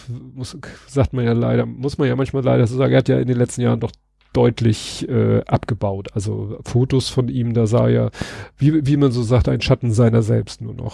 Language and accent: German; Hamburg, Germany; als Hamburger